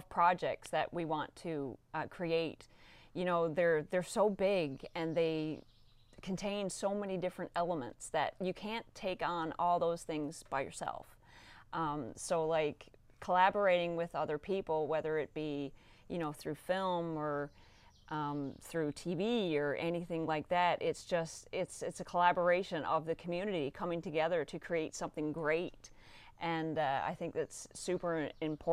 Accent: Newfoundland and Labrador, Canada; also born or lived in Nova Scotia; as a Newfoundlander

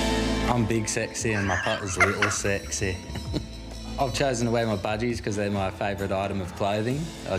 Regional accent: Sunshine Coast, Queensland, Australia; I'm 26. I'm from the Sunshine Coast

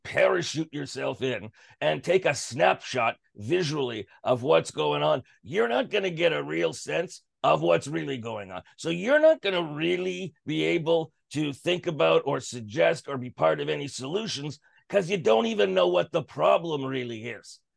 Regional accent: Canada; as a Canadian

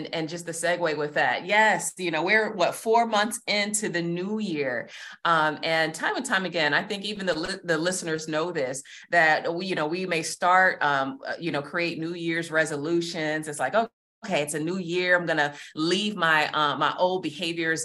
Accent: Georgia, United States; moved away as an adult; also born or lived in Massachusetts; now in Virginia Beach, United States; I am originally from Georgia

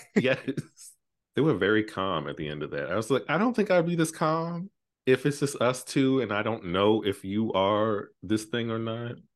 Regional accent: New York, United States; I'm from New York

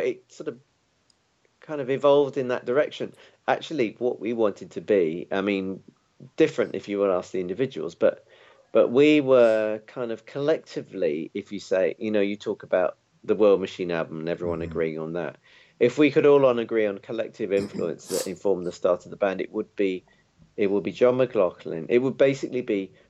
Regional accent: London, United Kingdom; I was born in London and, you know, basically grew up here.

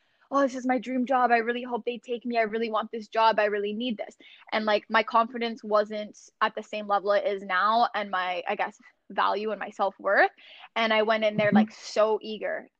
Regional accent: Sarnia, Ontario, Canada; my hometown of Sarnia

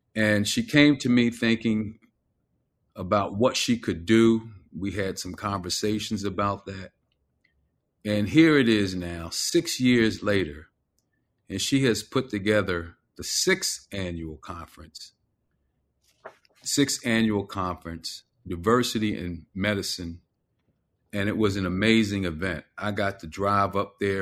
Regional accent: Philadelphia, Pennsylvania, United States; moved away; my hometown

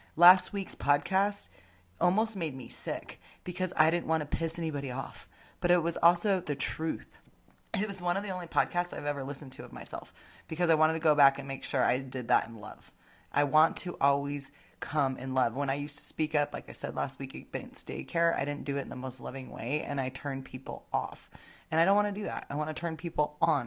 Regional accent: United States

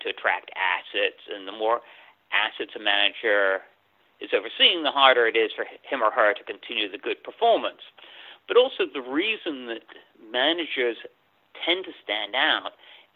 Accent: England, United Kingdom; moved away as an adult; also born or lived in London; now in United States; I wasn't born in the U.S. I was born in England, and I had most of my education there.

